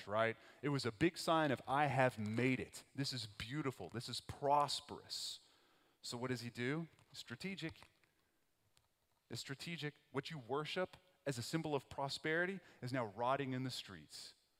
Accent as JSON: {"language": "English", "region": "West Texas", "country": "United States", "moved": "yes", "said": "I'm from West Texas, so I'm from Tornado Alley"}